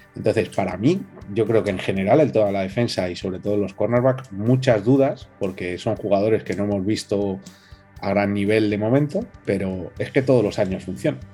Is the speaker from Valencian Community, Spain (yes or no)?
no; Madrid, Community of Madrid, Spain; nosotros que encima somos de Madrid